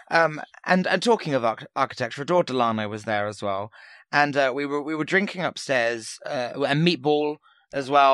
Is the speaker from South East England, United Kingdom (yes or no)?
yes; Portsmouth, South East England, United Kingdom; where I grew up in Portsmouth